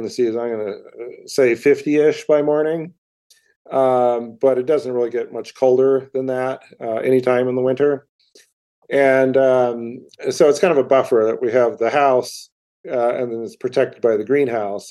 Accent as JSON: {"language": "English", "region": "Montana", "country": "United States", "tie": "born or raised there", "said": "growing up in Montana"}